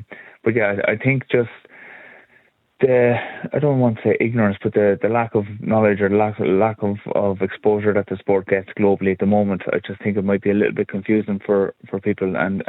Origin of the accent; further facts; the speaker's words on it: Kilkenny, Leinster, Ireland; as an Irish person, a proud Kilkenny man